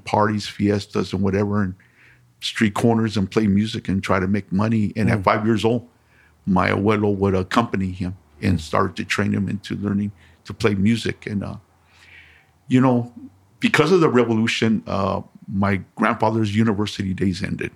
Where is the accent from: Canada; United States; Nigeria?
United States; Los Angeles, California; also born or lived in Monterey Park, California; I was born in 1953 in Boyle Heights